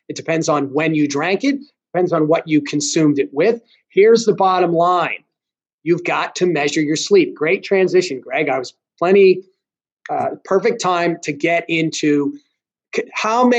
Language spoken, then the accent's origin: English; United States; I'm American